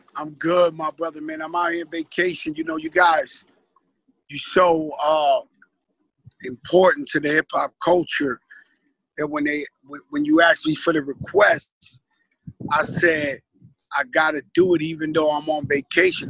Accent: New York City, New York, United States; I grew up in the Bronx, birthplace of hip hop.

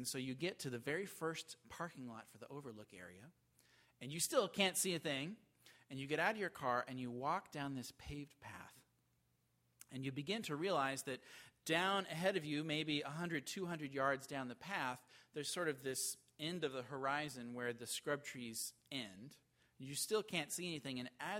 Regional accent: the West, United States; moved away; I grew up in the West

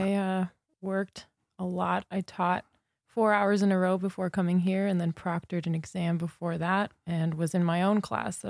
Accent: Redlands, California, United States; moved away as an adult; also born or lived in Sydney, Australia; now in Montana, United States; Southern California. Okay. Redlands.

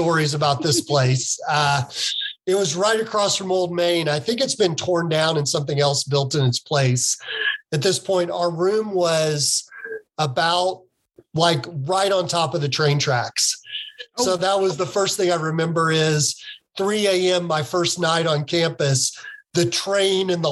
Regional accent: Anderson, Indiana, United States; I grew up in Indiana, Anderson

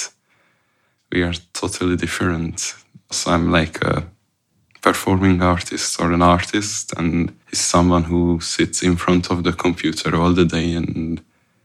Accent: Hungary; moved away; I came from Hungary. I came from a small town next to Budapest called Bécel. It's quite remote.

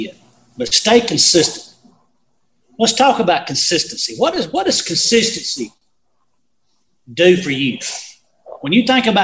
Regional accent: Valley Grove, United States; I grew up in Valley Grove

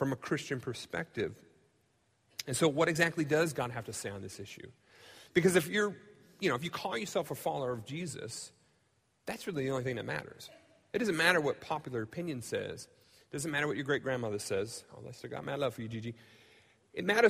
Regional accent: United States; I've grown up in the United States. I love being an American

